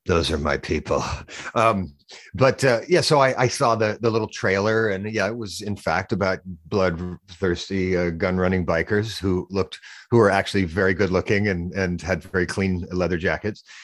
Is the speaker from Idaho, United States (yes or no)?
yes; Boise, Idaho, United States; moved away as an adult; also born or lived in California / New York City; I live in Boise, Idaho. It's where I grew up.